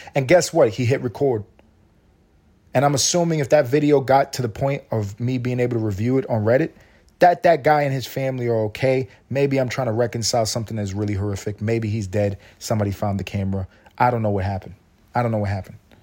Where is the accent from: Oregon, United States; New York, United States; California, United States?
New York, United States; New York City; I'm from New York City. I'm from New York City and I grew up playing basketball.